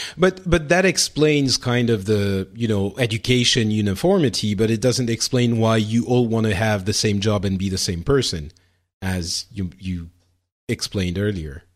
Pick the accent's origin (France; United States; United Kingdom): France; in France, we, we don't have that, or at least I didn't when I was growing up